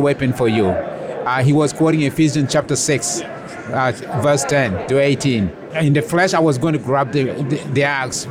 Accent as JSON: {"language": "English", "country": "South Sudan", "tie": "born or raised there", "said": "I was raised in a Messianic Jewish home in Sudan, and I was basically discipled by my grandfather in his congregation."}